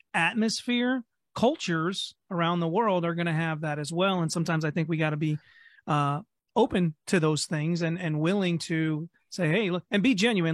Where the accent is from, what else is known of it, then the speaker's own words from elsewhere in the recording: Ohio, United States; also born or lived in New York / Kentucky; I grew up here in Ohio